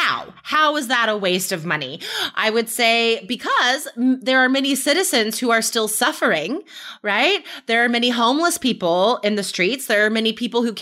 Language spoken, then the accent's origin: English; United States; my experience as an American